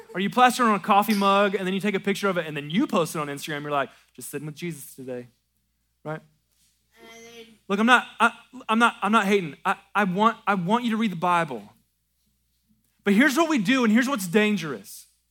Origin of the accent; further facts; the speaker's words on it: American South, Southern United States, United States; American Southern Christians